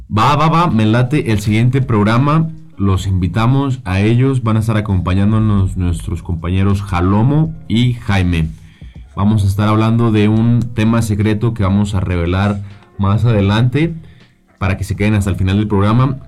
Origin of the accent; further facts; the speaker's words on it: Calvillo, Aguascalientes, Mexico; yo soy de Calvillo